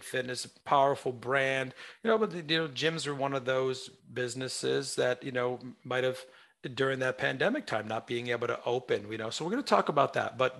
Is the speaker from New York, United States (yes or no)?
yes; New York, United States; I'm a New Yorker